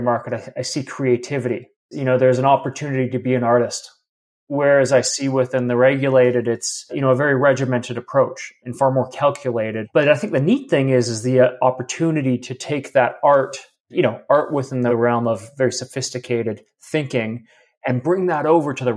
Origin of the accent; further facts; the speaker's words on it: Canada; also born or lived in Alberta; being a Canadian up here, and it's my old stomping grounds